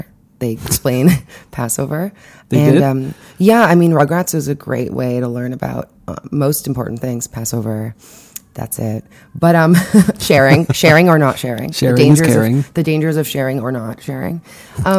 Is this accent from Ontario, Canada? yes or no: no; Montreal, Quebec, Canada; now in New York City, United States; I grew up in Montreal, and I did some Jewish-y things